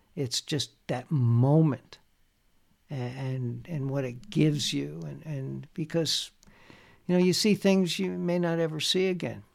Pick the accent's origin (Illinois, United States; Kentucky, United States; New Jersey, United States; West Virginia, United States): New Jersey, United States; moved away as an adult; also born or lived in Bayonne, New Jersey / Bound Brook, New Jersey; now in Montreal, Canada; growing up in New Jersey, I was in Bound Brook, New Jersey at the time